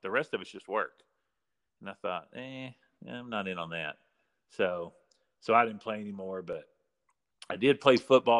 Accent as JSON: {"language": "English", "town": "Iraan", "region": "Texas", "country": "United States", "tie": "born or raised there", "said": "I'm from Ira and Texas. Yep. My parents kind of moved around for a while, but that's kind of where we settled. And so I grew up hardcore football, hardcore."}